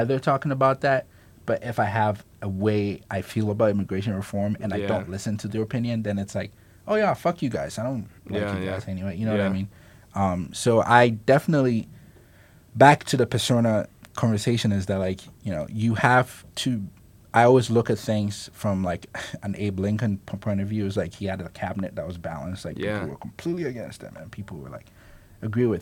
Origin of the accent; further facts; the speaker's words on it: Kumasi, Ashanti, Ghana; now in Morgantown, United States; I'm also a city kid. I'm from Kumasi, Ghana.